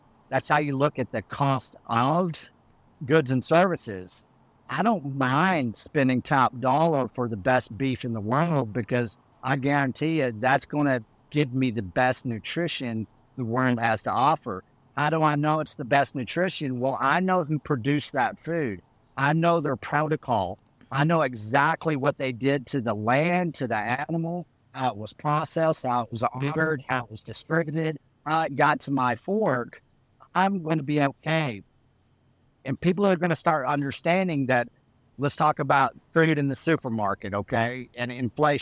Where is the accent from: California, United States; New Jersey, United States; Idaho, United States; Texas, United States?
Texas, United States; Canyon; I come from Texas, West Texas. I grew up around cows